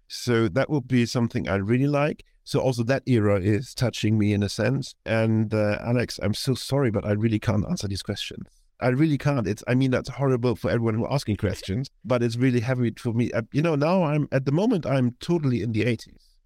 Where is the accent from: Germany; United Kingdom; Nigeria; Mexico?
Germany; Hamburg; moved away; be recording this in Hamburg, which is my hometown, and I'm, uh, visiting